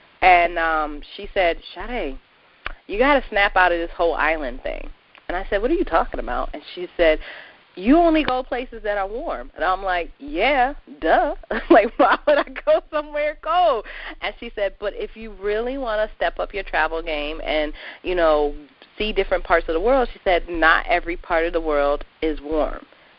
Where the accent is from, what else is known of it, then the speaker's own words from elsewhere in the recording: New England, United States; I have lived in New England all of my 32 years